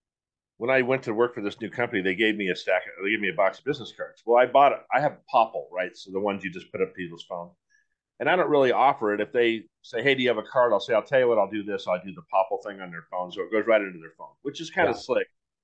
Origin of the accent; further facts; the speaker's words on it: San Diego, California, United States; I grew up here in San Diego. That's one advantage I have.